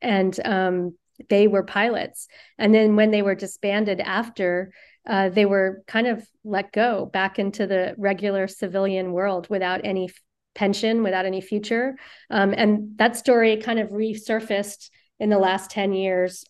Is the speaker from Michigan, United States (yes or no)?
no; Virginia, United States; now in New York City, United States; growing up in Virginia